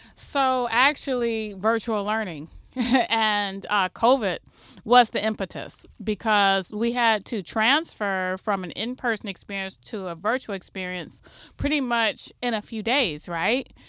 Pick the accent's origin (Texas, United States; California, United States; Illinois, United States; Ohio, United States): Ohio, United States; Toledo; also born or lived in Michigan; I'm homegrown from Toledo. I went away to school, graduated from University of Michigan and Ohio State, and then came back to figure out how I could improve the co-, the community that raised me